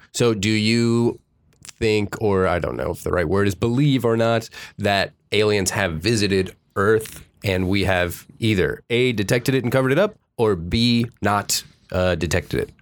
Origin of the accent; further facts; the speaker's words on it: Miami, Florida, United States; also born or lived in Fort Lauderdale; now in California, United States; I grew up in Miami, Fort Lauderdale